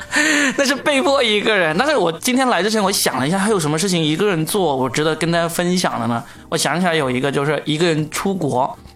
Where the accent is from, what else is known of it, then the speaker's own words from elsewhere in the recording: Guangdong, China; 还好我是广东人，我会讲粤语